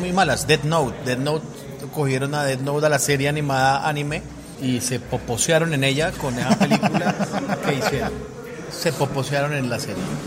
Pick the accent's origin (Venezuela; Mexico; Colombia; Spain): Colombia; Soy un mal colombiano